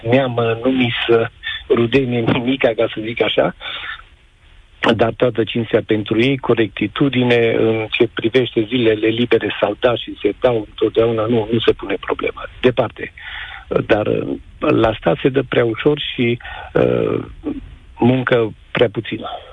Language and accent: Romanian; Mureș County, Romania; also born or lived in Germany; din oraș, dar din Mureș sunt